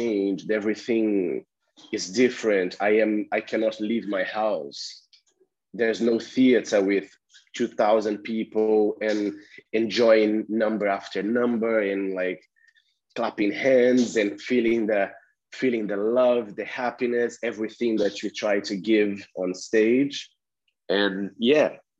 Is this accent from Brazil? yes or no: yes; Brazil; now in London, United Kingdom; I'm originally from Brazil